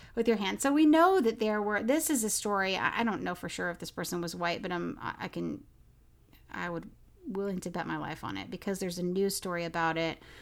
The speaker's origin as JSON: {"language": "English", "region": "Oklahoma", "country": "United States", "tie": "born or raised there", "said": "I grew up in Oklahoma"}